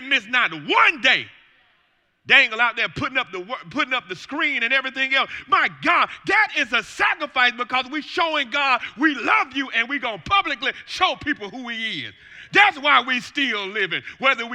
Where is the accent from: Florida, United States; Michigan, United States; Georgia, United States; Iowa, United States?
Georgia, United States; Atlanta; moved away; also born or lived in Virginia; I'm from Atlanta